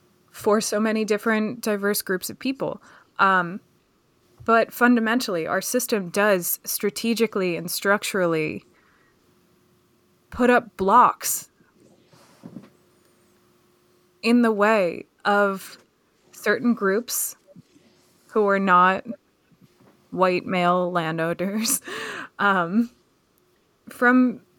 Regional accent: Pennsylvania, United States; And where I grew up just outside of Philadelphia was not like that oppressive if you didn't fit that family dynamic, but it was a shock.

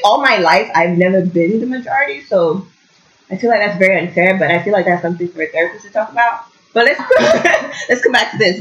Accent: Lagos, Nigeria; now in Kingston, Canada; we grew up in Lagos, it's very loud, I'm not a huge fan. And then I came to Canada

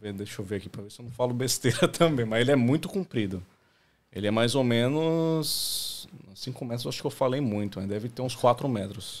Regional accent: Santo André, São Paulo, Brazil; moved away as an adult; now in Australia; eu sou de Santo André, São Paulo, né? É, cresci no ABC Paulista.

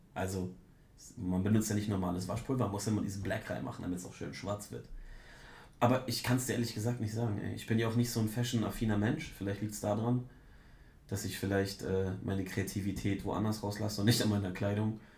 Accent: Germany; ich komme von der schönen Ostsee

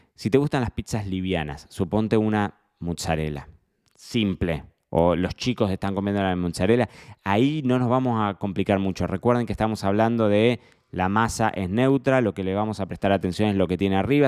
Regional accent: Argentina; somos argentinos

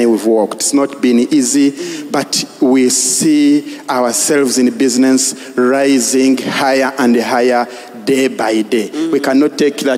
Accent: Nansana, Central Region, Uganda; I come from Nansana.

